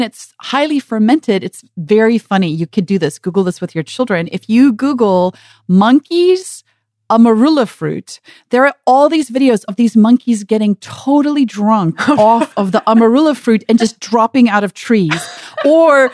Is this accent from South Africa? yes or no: yes; South Africa; now in United States; growing up in South Africa